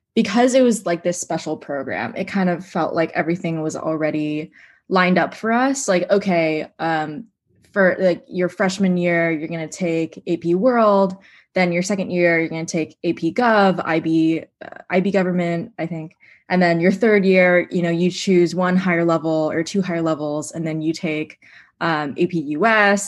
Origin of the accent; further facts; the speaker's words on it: Seattle, Washington, United States; moved away; I'm originally from Seattle